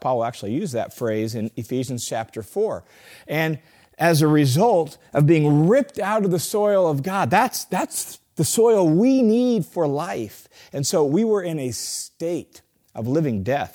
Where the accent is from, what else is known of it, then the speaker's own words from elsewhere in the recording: Tacoma, Washington, United States; I grew up in Tacoma, Washington